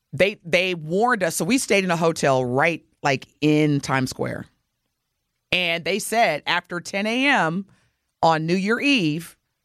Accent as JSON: {"language": "English", "region": "Southern Indiana", "country": "United States", "tie": "born or raised there", "moved": "yes", "lives_now": "Milwaukee, United States", "said": "Growing up in Southern Indiana too"}